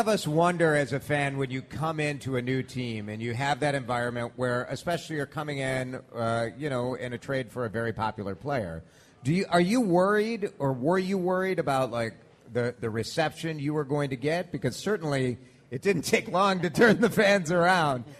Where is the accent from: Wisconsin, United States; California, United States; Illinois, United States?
Illinois, United States; Chicago; moved away; growing up in Chicago